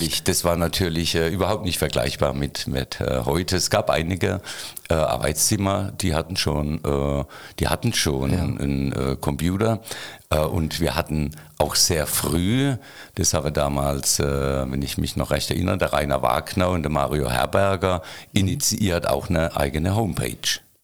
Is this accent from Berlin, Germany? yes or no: no; Waghäusel, Baden-Württemberg, Germany; ich bin in Kerlach geboren